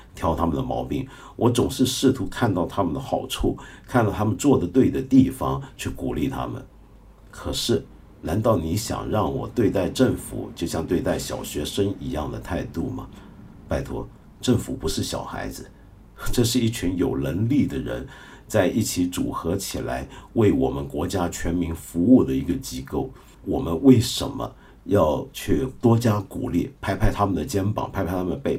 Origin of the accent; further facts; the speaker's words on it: China; 我们中国人的脸